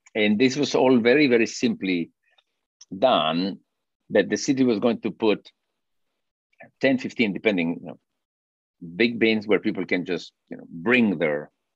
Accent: Peru; moved away as an adult; now in Fort Worth, United States; I'm originally from Peru and my wife is from Chile

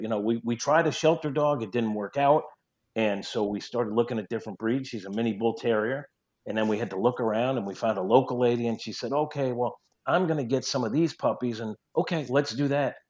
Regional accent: New York, United States; accent: New York twang; moved away as an adult; now in St. Louis, United States; I'm a New Yorker. I still have a little New York twang

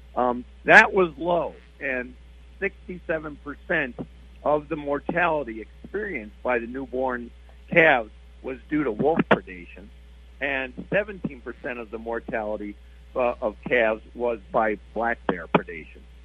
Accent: East Coast, United States; moved away; I grew up on the East Coast

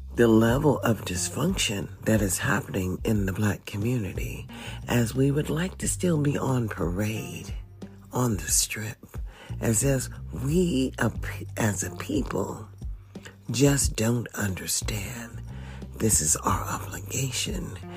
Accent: United States; I was born in the USA

